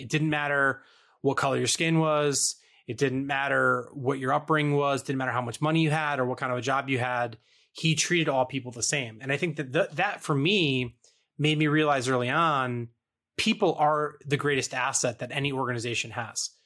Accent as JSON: {"language": "English", "region": "East Coast", "country": "United States", "tie": "born or raised there", "said": "growing up on the East Coast"}